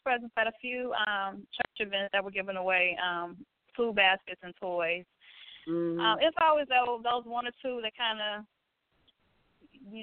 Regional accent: Detroit, Michigan, United States; I'm from Detroit

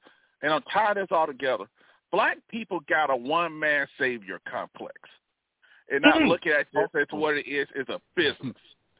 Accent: the South, United States; because mind you know I'm from the South and everything

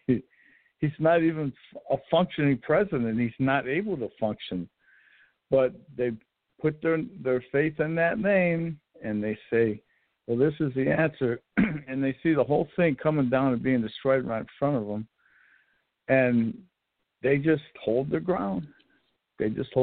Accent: United States; I'm an American

